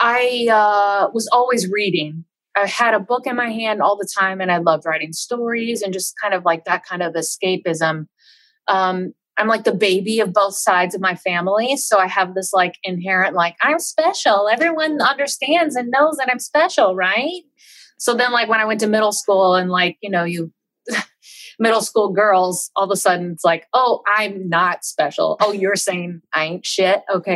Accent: Baton Rouge, Louisiana, United States; also born or lived in Mississippi; But I feel like I grew up in Louisiana and also in Mississippi, sort of I'm right, Baton Rouge is kind of right there, at the top of the toe of the boot.

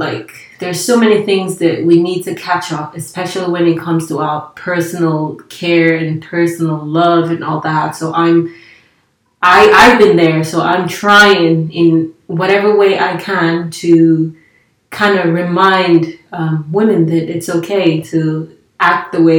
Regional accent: Nigeria; English is a second language; also born or lived in Italy; So I'm Nigerian. I used to live in Italy, and then I moved here, so there's no nothing like all around the world.

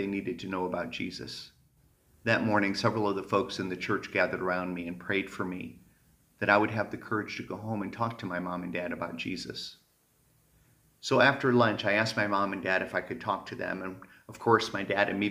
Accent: Michigan, United States; Growing up in Michigan

